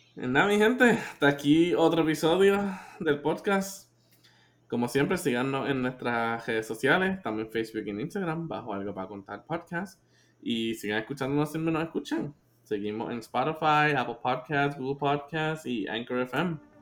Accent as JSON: {"language": "Spanish", "country": "Puerto Rico", "said": "nosotros como, o sea, como puertorriqueños"}